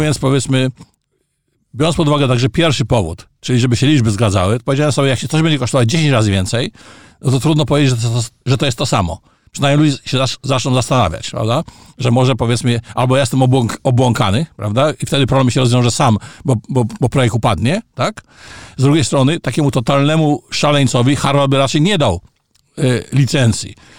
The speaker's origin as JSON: {"language": "Polish", "country": "Poland", "also_born_or_lived": "Canada / Gdańsk", "moved": "as an adult", "said": "Ja wyjechałem z Polski w 1981 roku i stan wojenny zastał mnie za granicą czyli konkretnie w Kanadzie"}